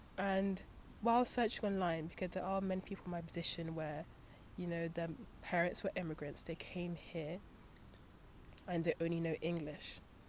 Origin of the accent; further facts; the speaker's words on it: Nigeria; But because I'm from Nigeria, I already feel that I'm authenticated in the culture, because, you know, I have, you know, the blood, you know, running through me, and that's enough to sustain my claim to the country